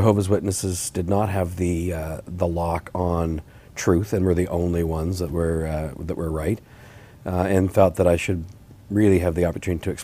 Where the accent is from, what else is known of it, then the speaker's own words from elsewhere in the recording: Huntsville, Ontario, Canada; So I'm from Huntsville.